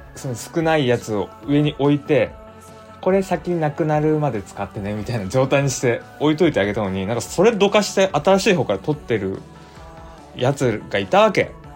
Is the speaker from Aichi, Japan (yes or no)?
yes; Aichi, Japan; accent: Nagoya dialect; now in Tokyo, Japan; 俺の地元って交通事故ナンバーワンの愛知県